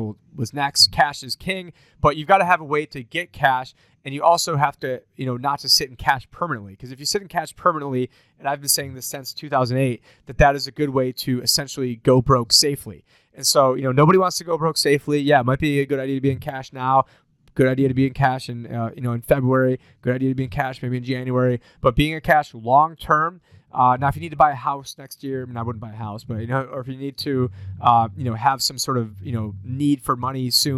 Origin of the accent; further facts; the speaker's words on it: Syracuse, New York, United States; my hometown, Syracuse, New York